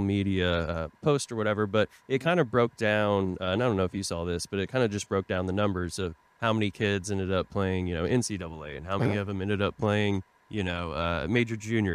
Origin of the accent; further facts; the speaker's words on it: Tulsa, Oklahoma, United States; moved away; I grew up in Tulsa, Oklahoma, you know, played travel hockey growing up.